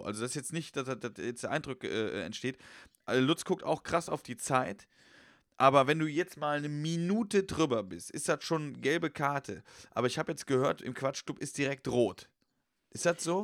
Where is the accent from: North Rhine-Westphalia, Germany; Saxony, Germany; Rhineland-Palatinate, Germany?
Rhineland-Palatinate, Germany; Westerwald; moved away as an adult; now in Cologne, Germany; im Westerwald, also da wo ich herkomme